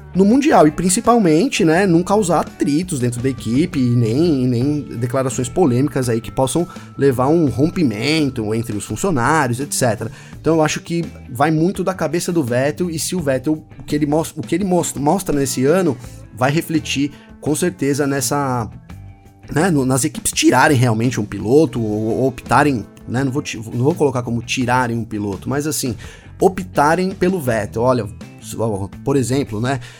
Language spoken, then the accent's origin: Portuguese; Brazil; como bom brasileiro